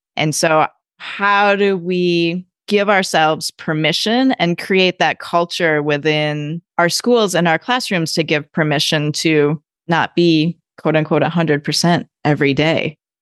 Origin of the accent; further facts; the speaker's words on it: Midwest, United States; now in California, United States; I grew up in the Midwest